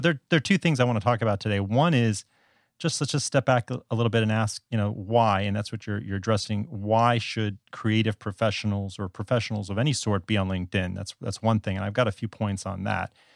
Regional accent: South Florida, United States; moved away as an adult; now in Taiwan; I'm originally from South Florida

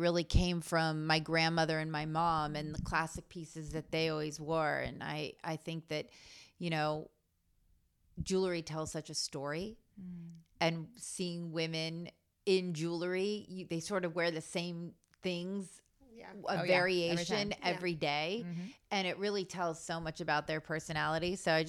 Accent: Malibu, California, United States; Yeah, I grew up in Malibu.

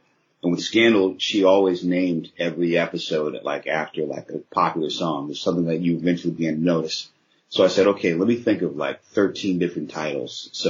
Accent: Storrs, Connecticut, United States; also born or lived in New Haven; I was born in New Haven, but I grew up in Storrs, Connecticut, and Storrs is where UConn is.

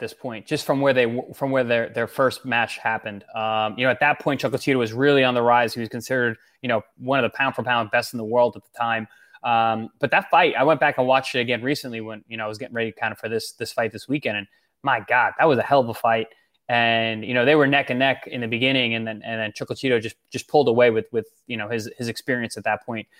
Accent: Long Island, New York, United States; I'm from New York

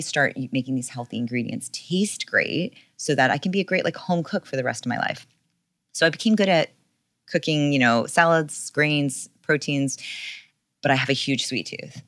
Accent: New York, United States; also born or lived in California; I grew up in New York

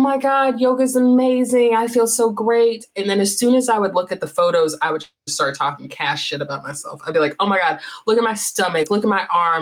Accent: North Carolina, United States; I'm from North Carolina. So growing up in the American South

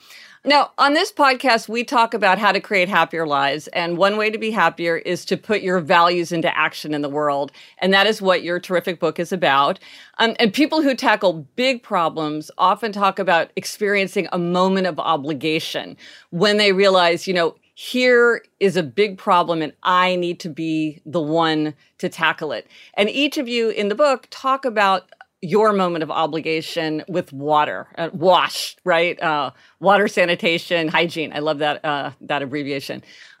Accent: Kansas City, Missouri, United States; and we're from Kansas City, Missouri.

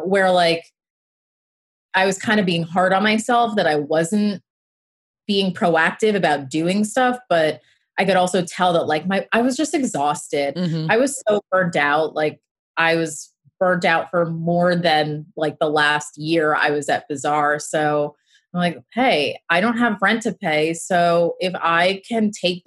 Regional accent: Westchester, New York, United States; I was commuting from Westchester where I grew up

